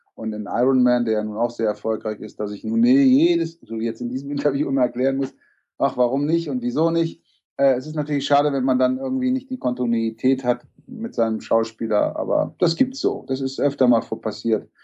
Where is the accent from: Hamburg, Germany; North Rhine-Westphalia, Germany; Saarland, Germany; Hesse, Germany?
Hamburg, Germany; Ich bin eigentlich aus Hamburg